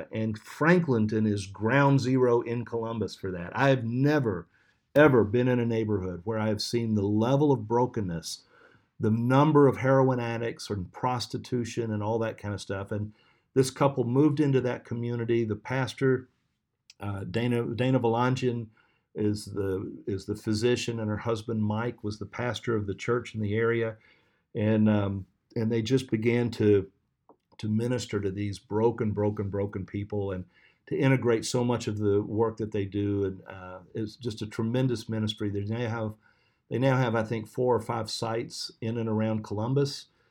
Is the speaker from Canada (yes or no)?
no; Sierra Leone; there's no place like Jericho Road in the entire district that I grew up in Sierra Leone, and I want to go back.